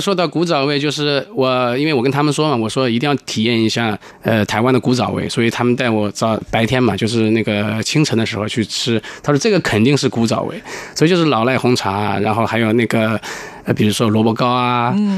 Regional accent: Hangzhou, Zhejiang, China; 我是来自于，呃，浙江杭州的

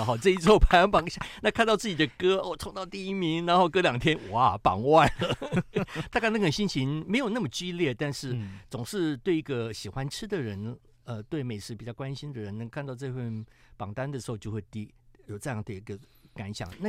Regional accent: Tainan, Taiwan; 我们去调出一个我们台南人喜欢的那个偏甜，嗯、但是不是死甜的甘味。

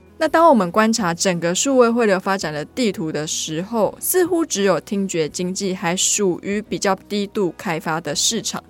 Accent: Taiwan; 我们台湾人

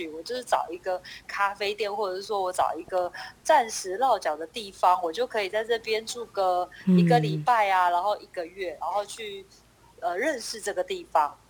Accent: Taipei, Taiwan; 所以我从小就在台北长大

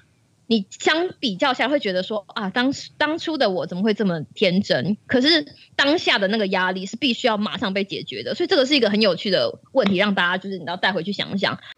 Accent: Taiwan; 我们都是台湾人，我们从小到大，每每一次都被耳提面命的一件事情，就是中国要打过来了。

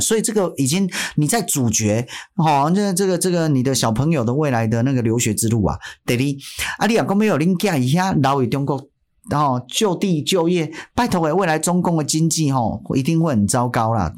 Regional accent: Taiwan; 这一辈子可以身为台湾人算是相对幸福的

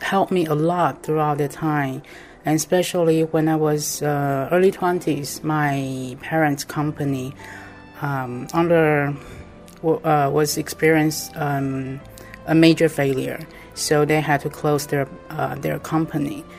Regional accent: Taipei, Taiwan; I'm from Taiwan, Taipei.

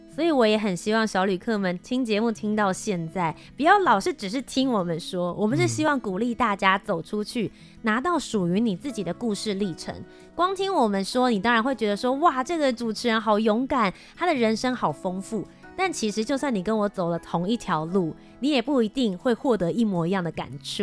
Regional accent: Taiwan; 我和Ethan身为一个台湾人

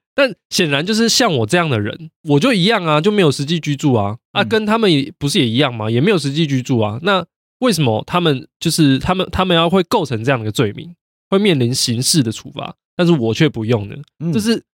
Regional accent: Taichung, Taiwan; moved away as an adult; also born or lived in Taipei; now in New Taipei, Taiwan; 我可能虽然是台中人，但我上来台北念书，然后一直到工作，我一直都在外县市

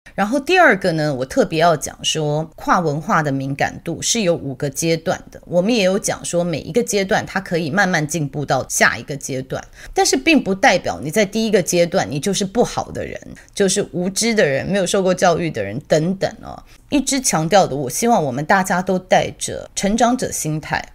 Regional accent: Taiwan; moved away; also born or lived in Australia; 我以前在澳洲的时候啊，我们其实很多台湾人是一起移民过去的

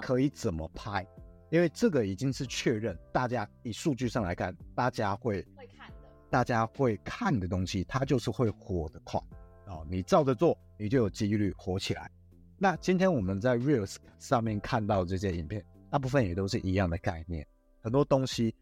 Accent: Taiwan; 我们台湾人

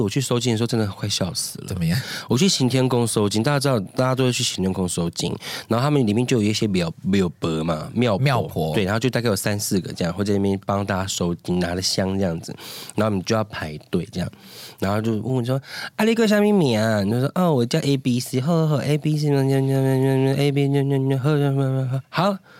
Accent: Taiwan; 因为我们两个就是在部落长大

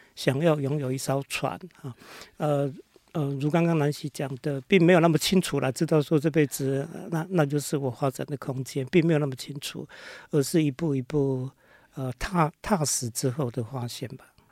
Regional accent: Hualien, Hualien County, Taiwan; 我是花莲人，啊，生嗯。长在花莲

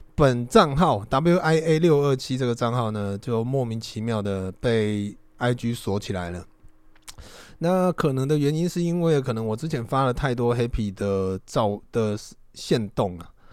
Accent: Taiwan; accent: Taiwanese Mandarin; 我这个算是台湾国语吧

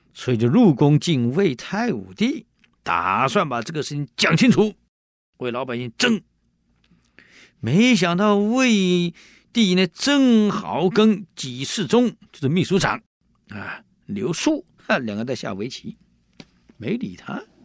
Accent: Taiwan; 我们闽南人有一句，我们台湾人有一句话啊，一种米养百种人

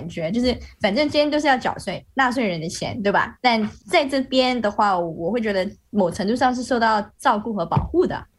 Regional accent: Malaysia; now in China; 我是外国人嘛，我在这边，嗯、但是呃中国和马来西亚是互惠国， 所以我在中国打疫苗是免费的。

